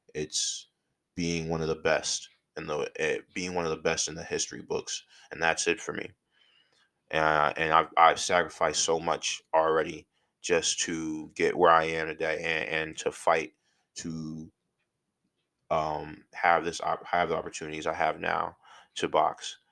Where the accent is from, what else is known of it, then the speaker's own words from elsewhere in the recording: outside of Philadelphia, Pennsylvania, United States; moved away as an adult; also born or lived in North Carolina; I'm from Philly, and or outside of Philly.